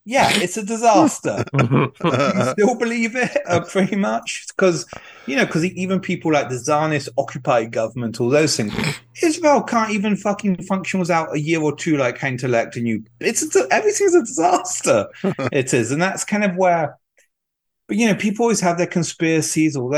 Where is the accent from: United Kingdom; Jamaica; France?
France; now in United States; I grew up in poverty in France